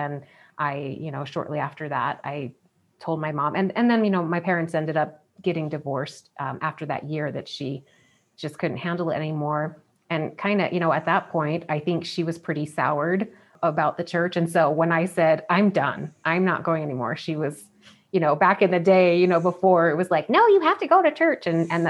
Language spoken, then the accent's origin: English; South Carolina, United States; Growing up in the Bible Belt.